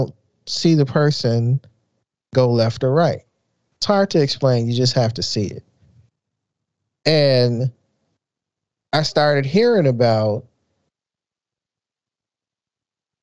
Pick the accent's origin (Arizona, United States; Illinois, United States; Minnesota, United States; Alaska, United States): Illinois, United States; Chicago; growing up in South Side of Chicago